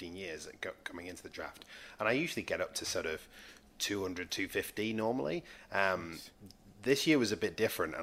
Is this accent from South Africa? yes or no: no; Manchester, North West England, United Kingdom; the team I used to go and support a lot were the Manchester Giants, because I grew up in Manchester